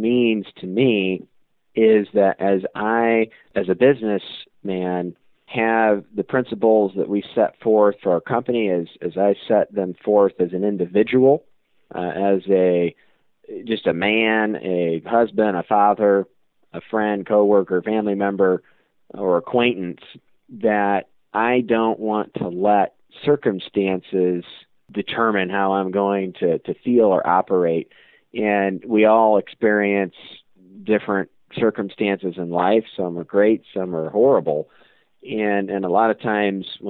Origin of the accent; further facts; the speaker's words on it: Auburn, Indiana, United States; growing up in Auburn, Indiana, I've always been around collector cars